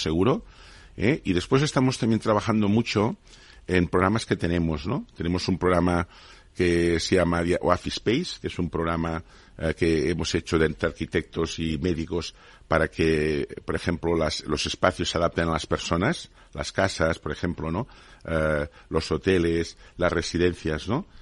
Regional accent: Spain

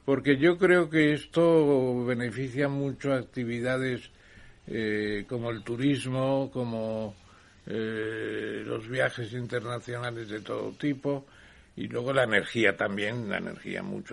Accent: Spain; Y soy el único español que está en el patronato de la casa de Hendel en Londres

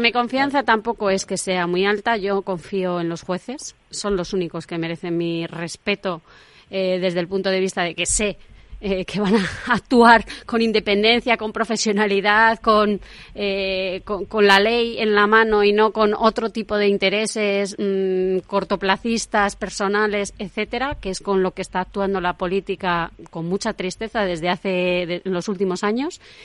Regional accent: Madrid, Community of Madrid, Spain; yo soy madrileña

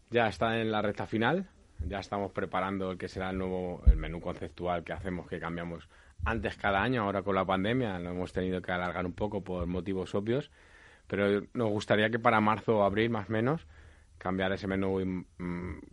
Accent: Mexico; Es un producto muy usado en México y que, que para los que no, son, no, somos mexicanos no se conoce

